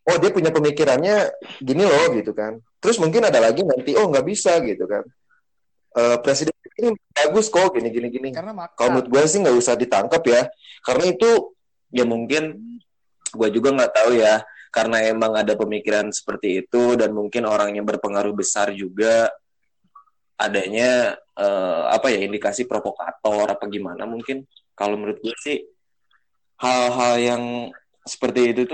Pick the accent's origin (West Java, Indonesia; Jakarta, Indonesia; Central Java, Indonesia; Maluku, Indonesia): West Java, Indonesia; Bogor; jadi misalnya nih gue nih eh, orang Bogor